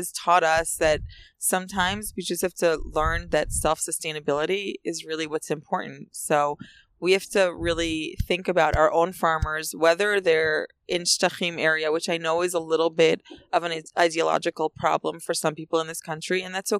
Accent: Efrat, West Bank, Israel; I love Efrat. I've loved growing up in Efrat. I loved living in Efrat.

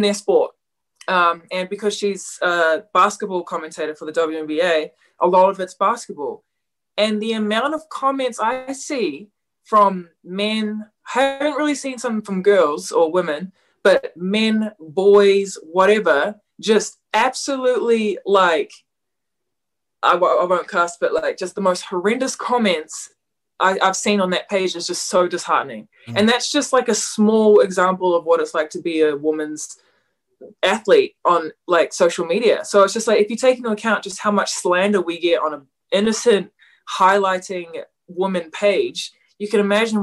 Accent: New Zealand; pretty proud of being a New Zealander

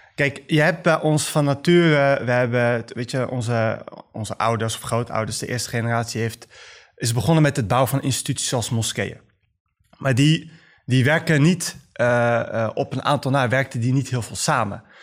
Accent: The Hague, South Holland, Netherlands; Ik ben ehm, gewoon geboren en opgegroeid in Den Haag, zoals vele Marokkaanse Nederlanders en moslims

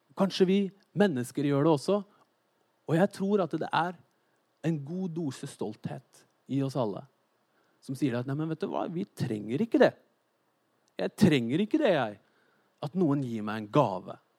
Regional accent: Norway; jeg er nordmenn

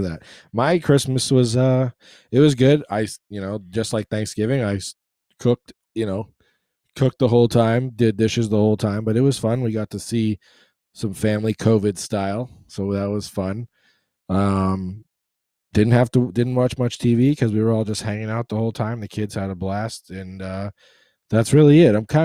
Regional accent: Boston, Massachusetts, United States; moved away; growing up in Boston

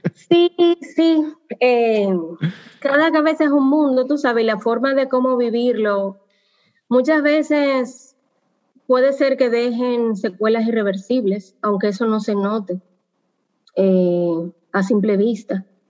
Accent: Dominican Republic; como dominicanos

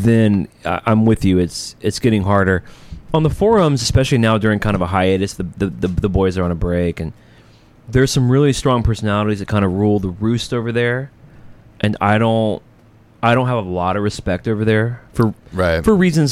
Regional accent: Birmingham, Alabama, United States; I'm from Birmingham.

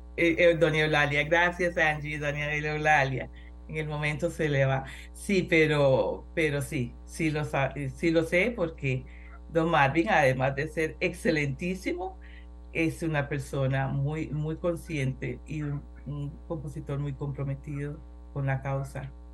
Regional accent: Costa Rica; En Costa Rica somos la Suiza centroamericana

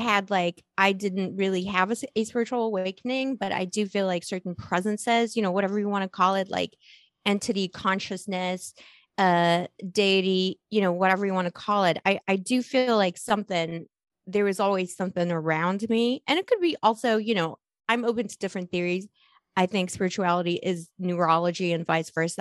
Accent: Las Cruces, New Mexico, United States; accent: New Mexico; also born or lived in Poland / Scotland; it's New Mexico because I I went to school in New Mexico, like my okay. formative high school like uh, Las Cruces, by the way, near White Sands.

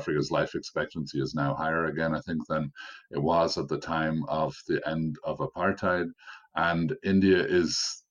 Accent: Ireland; I'm obviously speaking as a foreigner. I'm from Ireland

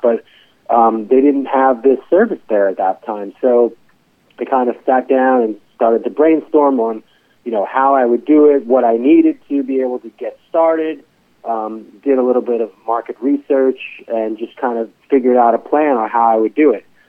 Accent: New York, United States; moved away as an adult; now in Baltimore, United States; I'm from New York originally

